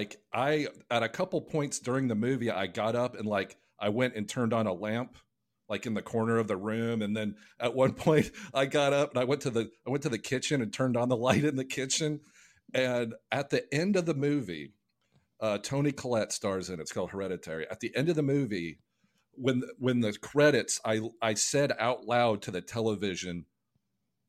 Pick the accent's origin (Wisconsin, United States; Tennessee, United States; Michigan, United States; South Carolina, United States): Tennessee, United States; Jackson; I grew up in Jackson, Tennessee, which is a small town in between Memphis and Nashville.